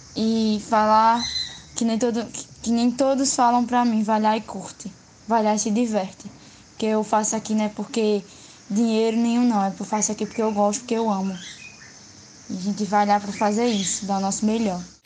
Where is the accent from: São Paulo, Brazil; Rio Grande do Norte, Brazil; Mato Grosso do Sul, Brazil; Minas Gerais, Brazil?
Rio Grande do Norte, Brazil; Natal; eu nunca saí de Natal e não pretendo sair daqui